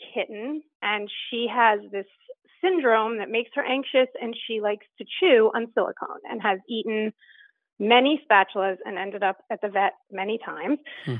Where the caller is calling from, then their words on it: Columbus, Ohio, United States; I'm calling from Columbus, Ohio.